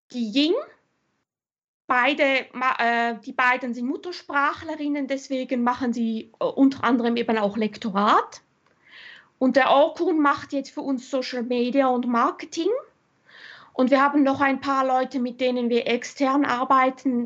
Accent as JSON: {"language": "German", "country": "Switzerland", "tie": "born or raised there", "also_born_or_lived": "Germany / Austria", "said": "ich bin halb Deutsche, halb Österreicherin. Ich bin aber in der Schweiz aufgewachsen seit meinem sechsten Lebensjahr"}